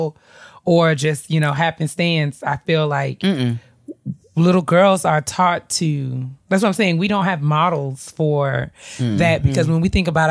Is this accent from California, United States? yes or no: no; New York, United States; I grew up in New York